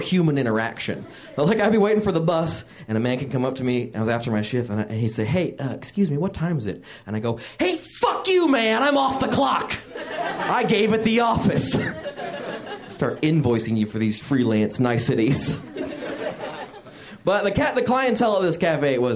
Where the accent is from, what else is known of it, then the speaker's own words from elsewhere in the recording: Fort Wayne, Indiana, United States; I grew up in a place called Fort Wayne, Indiana.